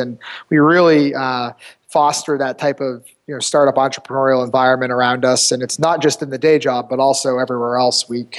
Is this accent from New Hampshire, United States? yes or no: yes; New Hampshire, United States; I'm from New Hampshire, so our company's headquartered in Manchester, New Hampshire. Grew up in the area.